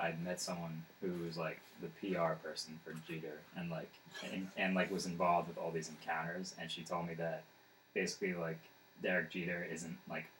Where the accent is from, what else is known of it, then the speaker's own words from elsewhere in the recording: Long Island, New York, United States; Long Island, New York